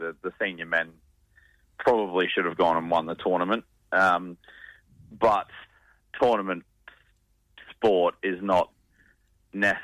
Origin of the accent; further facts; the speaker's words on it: Queensland, Australia; now in Western Australia, Australia; I'm from Queensland